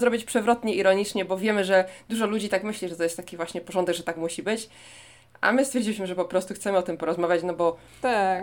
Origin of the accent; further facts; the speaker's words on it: Poland; now in Seoul, South Korea; pani mi się pyta, skąd jestem, to mówię, że z Polski.